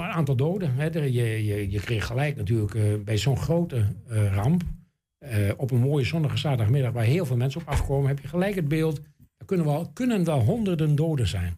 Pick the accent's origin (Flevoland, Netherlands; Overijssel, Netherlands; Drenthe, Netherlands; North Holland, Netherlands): Overijssel, Netherlands; Enschede; ik ben natuurlijk geboren in Enschede en getogen in Enschede